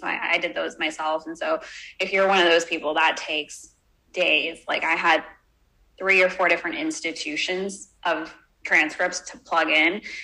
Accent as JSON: {"language": "English", "town": "Houston", "region": "Texas", "country": "United States", "tie": "born or raised there", "said": "I was brought up in Texas in Houston"}